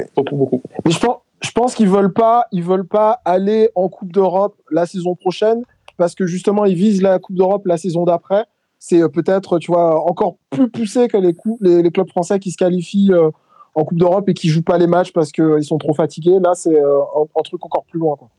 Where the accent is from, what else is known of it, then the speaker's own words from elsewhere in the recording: Bordeaux, Nouvelle-Aquitaine, France; en tant que Bordelais